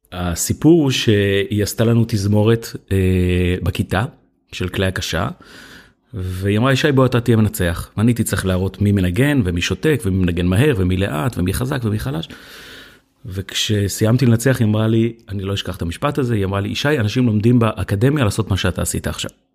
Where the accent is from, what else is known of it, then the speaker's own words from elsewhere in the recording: Hefer Valley, Central District, Israel; גדלתי בעמק חפר